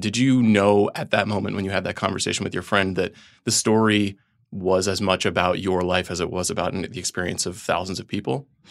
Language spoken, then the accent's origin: English; Long Island, New York, United States; I am from Long Island